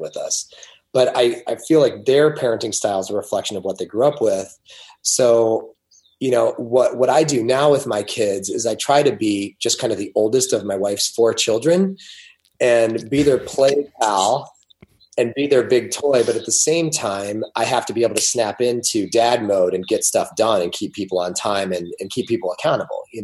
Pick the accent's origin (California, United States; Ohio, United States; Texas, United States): Ohio, United States; I was raised in Ohio.